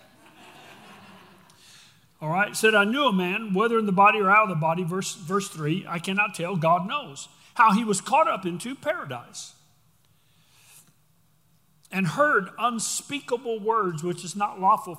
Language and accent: English; Texas, United States; We do it because we're from Texas